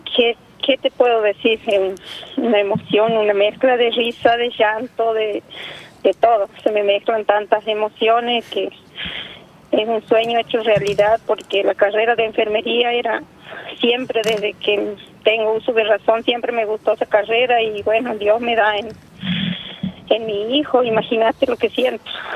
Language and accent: Spanish; Chaco, Argentina; hijo de mi ciudad natal sería, que pues, porque yo soy del Chaco